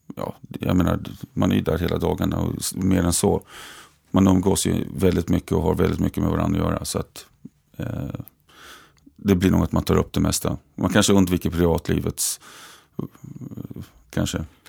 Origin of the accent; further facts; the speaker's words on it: Västerås, Västmanland, Sweden; jobbat på ABB fortfarande eftersom jag är från Västerås